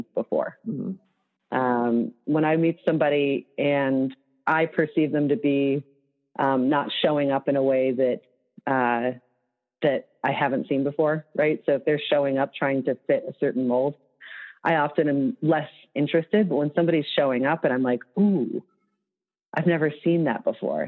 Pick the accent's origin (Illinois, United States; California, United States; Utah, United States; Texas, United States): Illinois, United States; Chicago; moved away; I'm from Chicago, but that I lived outside Chicago for a long time